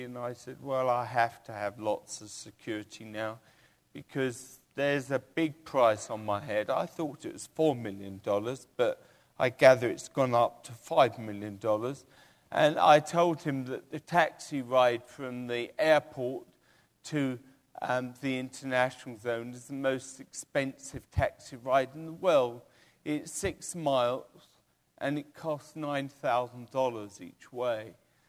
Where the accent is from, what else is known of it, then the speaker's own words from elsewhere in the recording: England, United Kingdom; born there; Well, I was born in England.